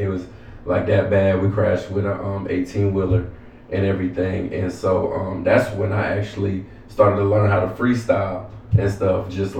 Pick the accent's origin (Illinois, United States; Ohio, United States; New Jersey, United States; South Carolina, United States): South Carolina, United States; Goose Creek; now in Atlanta, United States; I'm from Charleston, South Carolina. So I was raised up in Goose Creek by my grandma. The reason why I'm in Atlanta to pursue this music